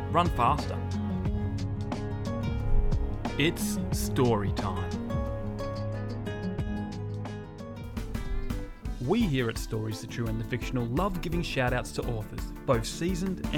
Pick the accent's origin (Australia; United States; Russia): Australia; As an Australian